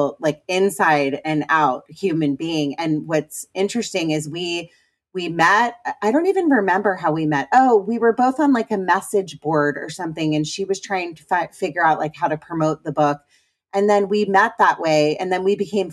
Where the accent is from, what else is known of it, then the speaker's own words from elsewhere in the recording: Potomac, Maryland, United States; I'm a Washingtonian. I'm from Potomac